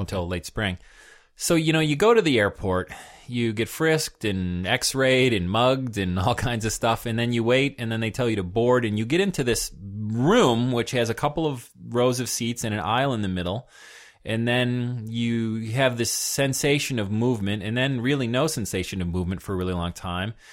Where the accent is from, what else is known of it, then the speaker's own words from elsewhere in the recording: United States; being an American